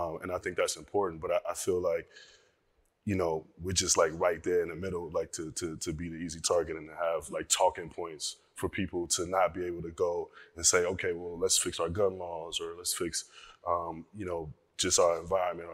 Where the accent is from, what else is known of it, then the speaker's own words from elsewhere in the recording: Compton, California, United States; from the west side of Compton